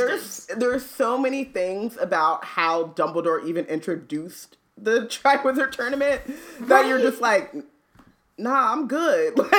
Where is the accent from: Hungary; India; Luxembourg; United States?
United States; Anaheim, California; when I was growing up in Anaheim